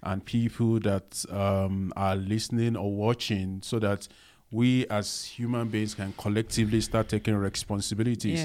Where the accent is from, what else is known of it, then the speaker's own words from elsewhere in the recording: Lagos, Nigeria; I also grow up, you know, not in a posh, um, environment, you know, growing up in Nigeria, Lagos